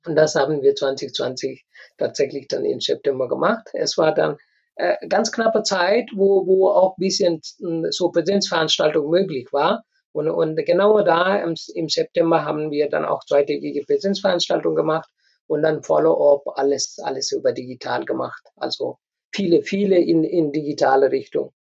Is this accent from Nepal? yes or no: yes; Nepal; German is a second language; moved away as an adult; also born or lived in India / Hannover, Germany; now in Germany; ich komme aus Nepal, ich habe in Indien studiert, ich habe in Nepal gearbeitet und dann äh, habe ich Berufserfahrung gesammelt und dann kam ich nach Deutschland. Äh, ich konnte kein Deutsch, ich habe Deutsch hier gelernt.